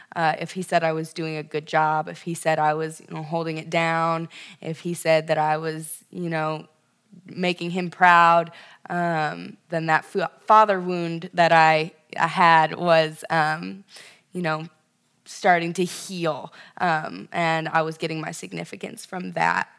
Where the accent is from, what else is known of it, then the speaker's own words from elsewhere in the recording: Ventura, California, United States; moved away as an adult; now in Chicago, United States; specifically Ventura, California, um, Central Coast, uh, just north of Malibu